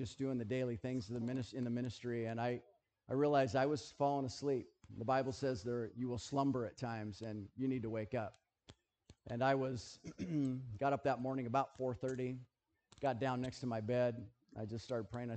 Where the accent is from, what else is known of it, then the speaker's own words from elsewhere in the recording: United States; I'm American. I live in America